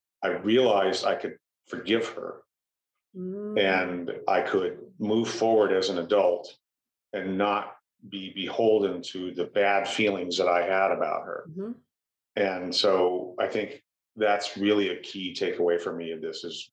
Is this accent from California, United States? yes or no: yes; Fullerton, California, United States; I grew up in Fullerton